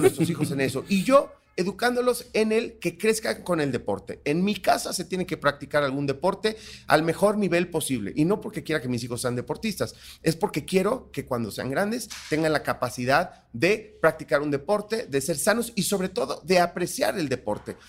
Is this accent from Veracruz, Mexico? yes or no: yes; Cosamaloapan, Veracruz, Mexico; yo soy negro, pero soy de Cosamaloapan, Veracruz